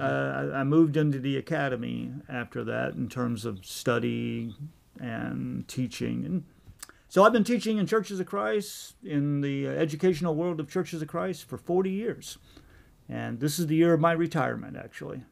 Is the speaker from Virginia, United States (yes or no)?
yes; Virginia, United States; moved away; also born or lived in New Mexico / Henderson, Tennessee; I was born in New Mexico, but I actually grew up in Virginia